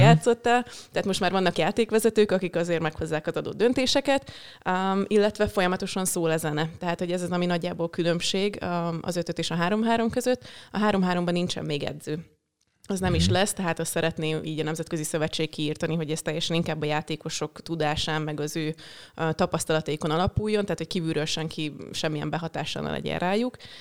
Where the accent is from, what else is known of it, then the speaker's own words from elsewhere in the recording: Hungary; én ott nőttem fel.